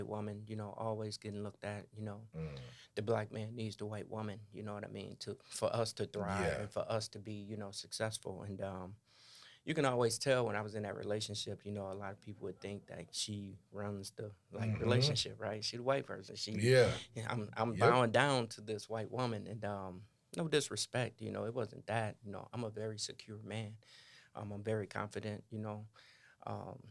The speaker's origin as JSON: {"language": "English", "town": "Gary", "region": "Indiana", "country": "United States", "tie": "born or raised there", "moved": "yes", "said": "I come from Gary, Indiana, 80% African American."}